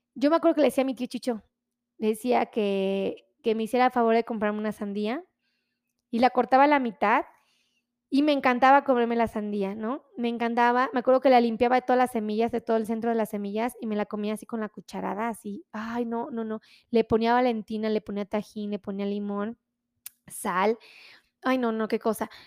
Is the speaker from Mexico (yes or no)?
yes; Mexico; nosotros como mexicanos